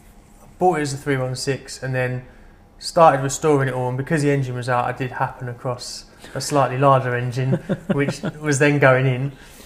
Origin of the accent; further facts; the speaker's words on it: London, United Kingdom; I lived, growing up in London.